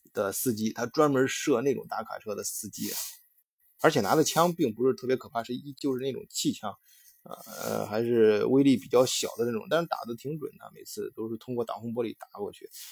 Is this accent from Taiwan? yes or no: no; China; 我们中国人